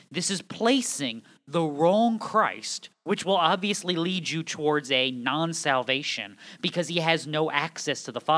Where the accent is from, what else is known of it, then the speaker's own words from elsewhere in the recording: New England, United States; I'm from New England. We say guys about everybody.